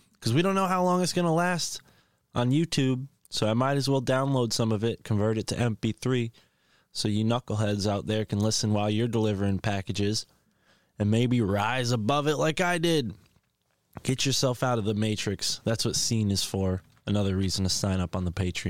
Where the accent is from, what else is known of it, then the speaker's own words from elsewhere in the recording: New England, United States; I'm from New England too